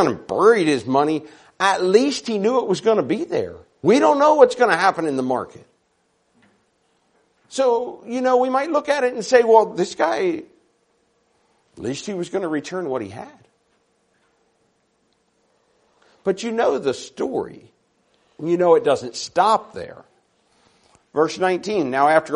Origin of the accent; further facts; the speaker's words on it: Maryland, United States; now in Sacramento, United States; I'm from Sacramento, California. We live right in the middle of the city in Sacramento. Now, I grew up on a dairy farm in Maryland